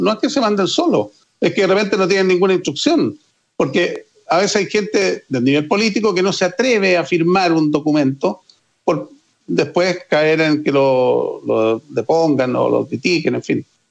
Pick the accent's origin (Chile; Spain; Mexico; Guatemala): Chile; Como chilenos